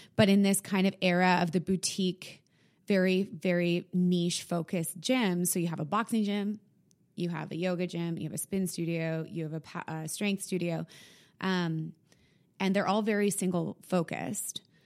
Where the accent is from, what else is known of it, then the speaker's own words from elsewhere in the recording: Winnipeg, Manitoba, Canada; now in Toronto, Canada; I'm from Winnipeg